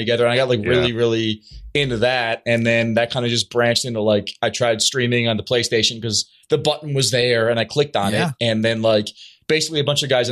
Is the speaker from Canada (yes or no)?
yes; Canada; I'm from Canada.